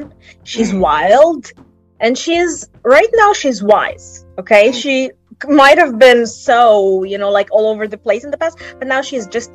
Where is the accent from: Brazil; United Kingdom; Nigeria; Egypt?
Egypt; Alexandria, Alexandria Governorate; my hometown, Alexandria, is known for the chilly weather